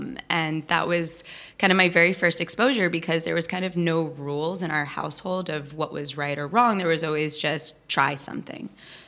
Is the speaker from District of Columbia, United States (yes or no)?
no; New York City, New York, United States; also born or lived in Weston, Connecticut; I'm born and raised in Hell's Kitchen, but my mother was a good Jewish girl from Queens